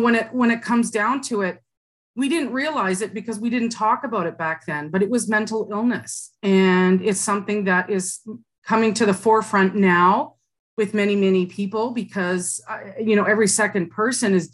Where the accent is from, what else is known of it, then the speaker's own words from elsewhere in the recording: Burlington, Ontario, Canada; I grew up in Burlington, Ontario, and I'm adopted